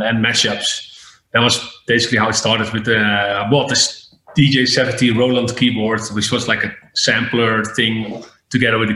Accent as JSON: {"language": "English", "town": "Breda", "region": "North Brabant", "country": "Netherlands", "tie": "born or raised there", "said": "My real residency was in a club in my hometown in Breda"}